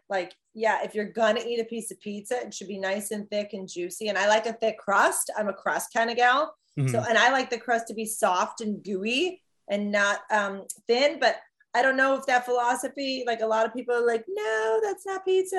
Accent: Chicago, Illinois, United States; I come from Chicago, which also has good food.

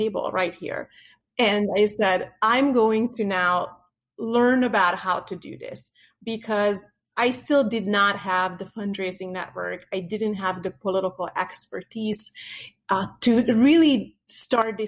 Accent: Hungary; now in United States; I grew up in Hungary in a communist

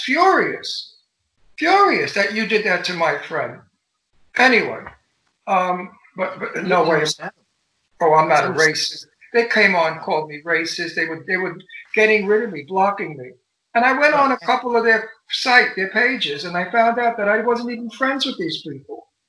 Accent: New York City, New York, United States; moved away; also born or lived in Brooklyn, New York / Greenwich Village, New York; I came from Brooklyn. I grew up in Astoria, Queens

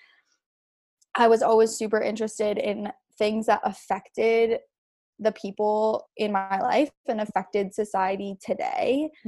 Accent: California, United States; Yes. Yes. I grew up in California.

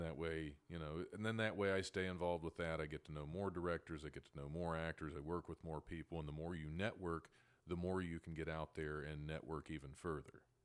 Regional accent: West Milton, Ohio, United States; I'm originally from, uh, the small town of West Milton, Ohio, probably about forty minutes north

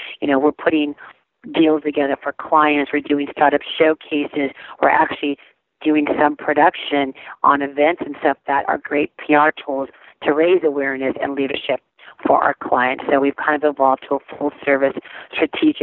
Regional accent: Arizona, United States; also born or lived in California; I was born and raised in California, but I grew up in Arizona.

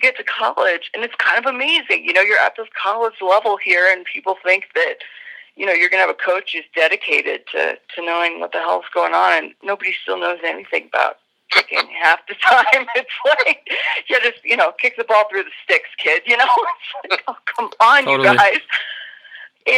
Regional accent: Colorado, United States; growing up in Colorado

